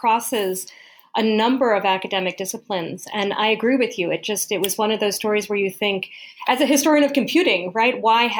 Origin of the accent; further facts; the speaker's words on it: Colombia; born there; Another part of the story is that I was born in South America. I was born in Colombia.